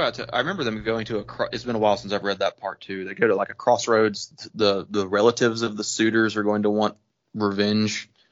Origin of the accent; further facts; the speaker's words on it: the South, United States; being a Southerner